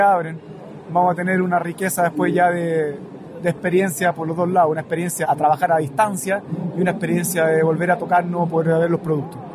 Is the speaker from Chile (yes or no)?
yes; Chile